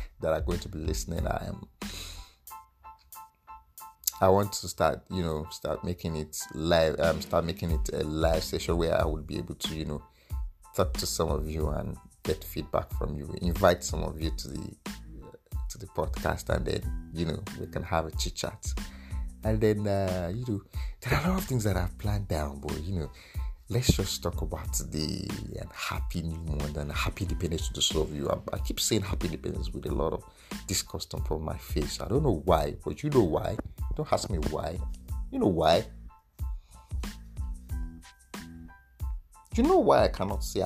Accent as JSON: {"language": "English", "country": "Nigeria", "said": "I'm an Nigerian"}